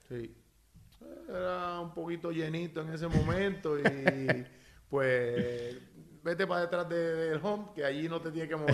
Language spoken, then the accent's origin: Spanish; Naranjito, Puerto Rico; also born or lived in Corozal / Bayamón; yo soy nacido y criado en Naranjito